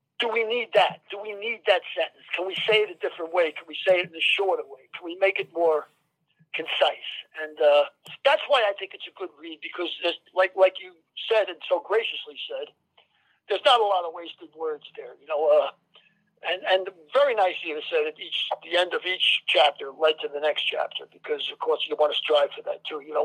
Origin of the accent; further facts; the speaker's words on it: New York City, New York, United States; growing up in the Bronx